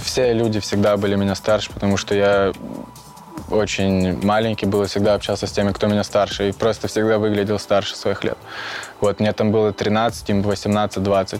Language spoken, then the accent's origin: Russian; Luhansk Oblast, Ukraine; moved away as an adult; now in Belarus; Я из Украины, город Толчевск